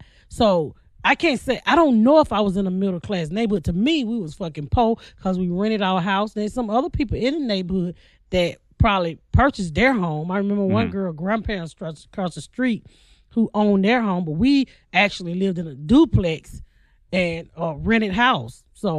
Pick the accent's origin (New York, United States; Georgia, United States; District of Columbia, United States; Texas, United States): Georgia, United States; Atlanta; West End. I grew up in the West End.